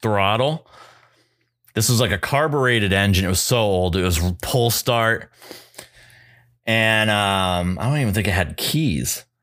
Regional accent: New Hampshire, United States; moved away; I was equidistant from Concord, New Hampshire and Portsmouth, New Hampshire. And I was right in the middle of both

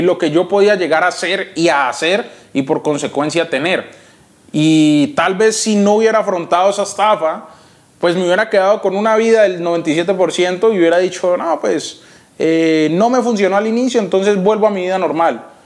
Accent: Yumbo, Valle del Cauca, Colombia; born or raised there; also born or lived in Cali, Colombia

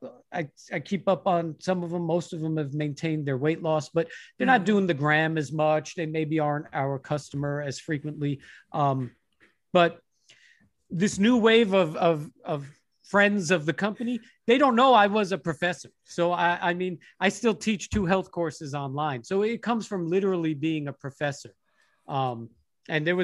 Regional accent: Long Island, New York, United States; moved away as an adult; also born or lived in Los Angeles / Pittsburgh; I'm from Long Island. I came from the same scene and knew a handful of those guys.

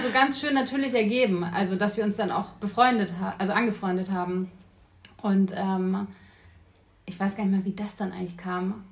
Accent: Neuburg an der Donau, Bavaria, Germany; moved away as an adult; also born or lived in Bayreuth; now in Berlin, Germany; geboren bin ich in Neuburg an der Donau, das ist eine Kleinstadt in Bayern

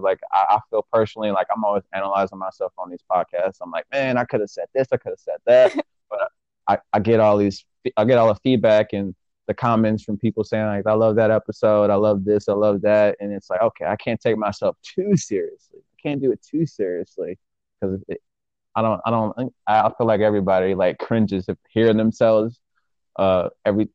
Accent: Michigan, United States; I'm from Michigan, and coming from Michigan

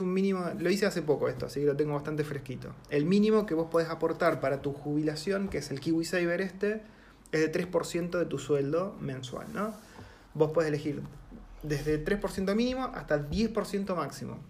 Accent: Argentina; moved away as an adult; now in New Zealand; en Argentina yo me acuerdo que nos teníamos que organizar para no pisarnos con la vacación

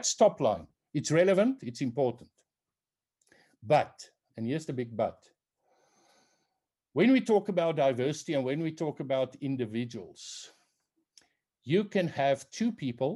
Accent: South Africa; I'm South African, that in South Africa I come from the Afrikaner tribe

